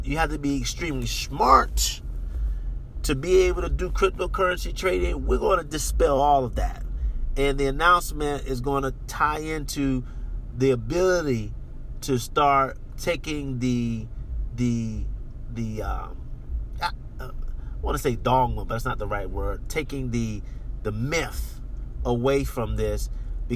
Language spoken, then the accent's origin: English; United States; moved away; I'm American